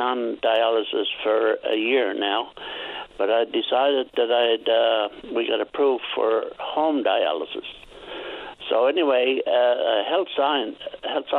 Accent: Cuslett, Newfoundland and Labrador, Canada; I'm from the Cape Shore, Cusslet

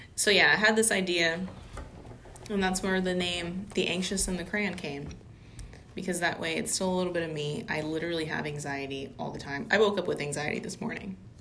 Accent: Louisiana, United States; We're from Louisiana

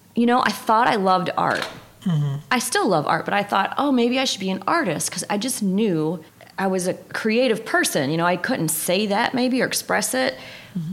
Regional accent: Tennessee, United States; moved away as an adult; also born or lived in Miami, Florida; now in Grand Rapids, United States; So I was born in Miami, but I was raised in Tennessee

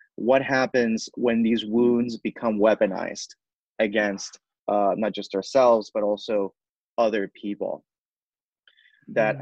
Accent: San Juan, Puerto Rico; first language Spanish; English is a second language; moved away as an adult; now in New York City, United States; I was born and raised in Puerto Rico in the metropolitan area. I came over when I was about 18 or so for college.

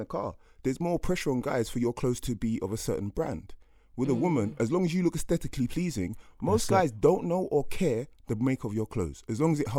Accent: Jamaica; So I'm from Jamaica

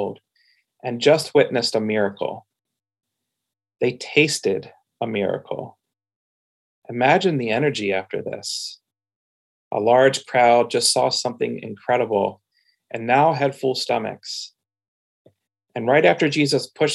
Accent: Pennsylvania, United States; now in Portland, United States; My identity as a child and teenager growing up in Pennsylvania creates belonging for me

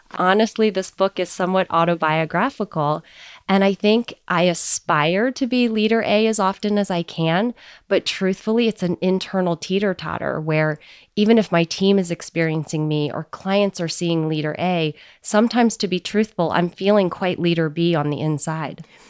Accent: United States; So I'm Chinese American, and the Eastern heritage has been a big part of how I've grown up.

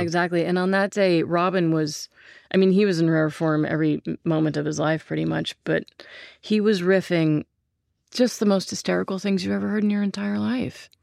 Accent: Santa Barbara, California, United States; I grew up in Santa Barbara. We moved there when I was two.

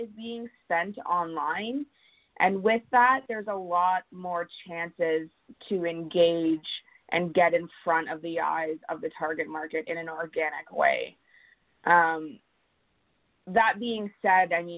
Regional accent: Kingston, Ontario, Canada; moved away as an adult; now in Vancouver Island, Canada; I'm originally from Kingston, Ontario, and I made the move out here 5 months ago

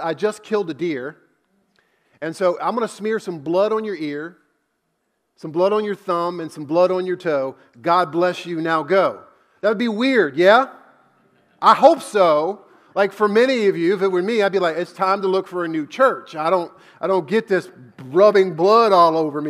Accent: United States; I grew up in America

